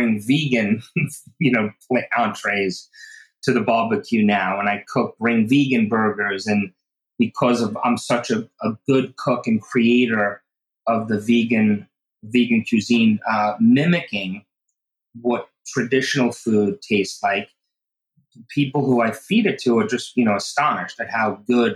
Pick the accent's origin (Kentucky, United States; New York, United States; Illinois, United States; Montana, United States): New York, United States; Oceanside; I grew up in Oceanside, which is on Long Island, New York